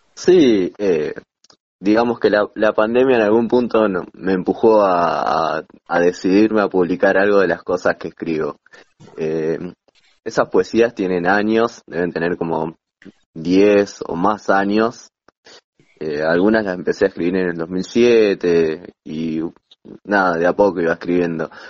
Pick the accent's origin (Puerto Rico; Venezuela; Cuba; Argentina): Argentina; Rafael Castillo, Buenos Aires Province; soy de La Matanza, eh, de Rafael Castillo